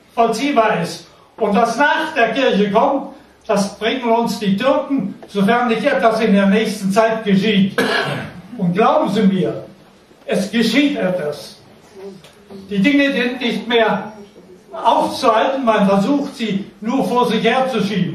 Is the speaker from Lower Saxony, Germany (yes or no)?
yes; near Hann. Münden, Lower Saxony, Germany; Ich wurde geboren in der Nähe von Hannoverischmünden in einem Dorf. Zwischen Wiershausen und Rüppelshausen. Das nennt sich das Ilztal. In diesem Tal, von Bergen umgeben und Wäldern, habe ich meine Jugendzeit verbracht